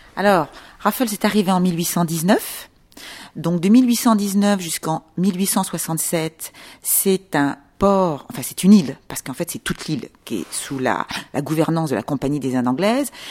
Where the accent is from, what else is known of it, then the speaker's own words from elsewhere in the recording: Paris, Île-de-France, France; moved away as an adult; now in Singapore; je suis parisienne